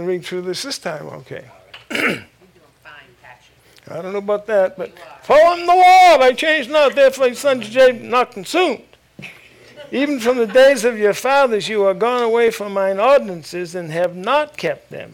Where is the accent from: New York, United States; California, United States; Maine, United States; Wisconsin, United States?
Maine, United States; moved away; Originally, I'm from Maine, and I was in Maine for quite a few years. I'm glad to be delivered from there.